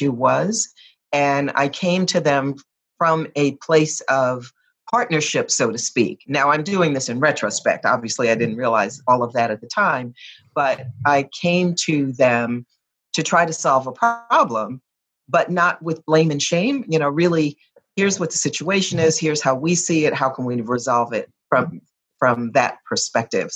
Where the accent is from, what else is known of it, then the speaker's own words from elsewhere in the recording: New Jersey, United States; moved away as an adult; also born or lived in Virginia / Ann Arbor, Michigan; I was a little girl growing up in New Jersey